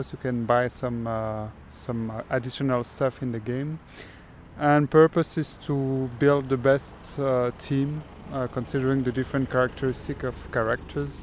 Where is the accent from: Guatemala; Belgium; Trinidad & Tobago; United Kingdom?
Belgium; English is a second language; My friends at home, so in Belgium. I'm from Belgium